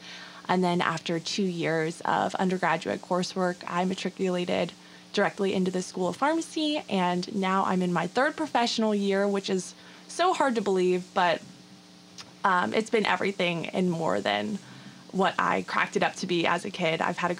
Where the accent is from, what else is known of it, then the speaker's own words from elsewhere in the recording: Youngstown, Ohio, United States; moved away as an adult; now in Pittsburgh, United States; I grew up in the Warren, Youngstown, Ohio area.